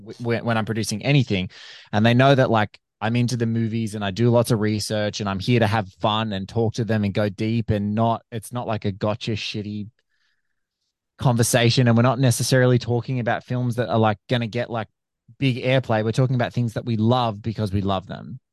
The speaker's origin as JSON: {"language": "English", "country": "Australia", "said": "I'm an Aussie podcaster"}